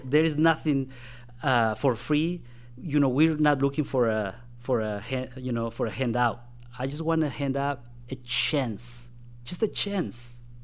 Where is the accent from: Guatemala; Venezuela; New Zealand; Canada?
Guatemala; now in Indiana, United States; when I was in my home country of Guatemala. That's where I was born and raised.